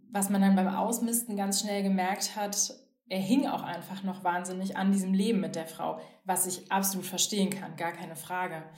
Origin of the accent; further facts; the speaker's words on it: Bonn, North Rhine-Westphalia, Germany; ich komme ja aus Bonn